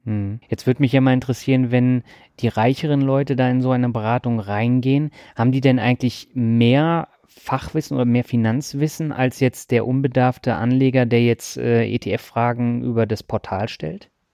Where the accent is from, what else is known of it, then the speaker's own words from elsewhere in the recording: Kirchentellinsfurt, Baden-Württemberg, Germany; moved away; meine Leitung geht heute in meine alte Heimat Kirchen-Tellensfurt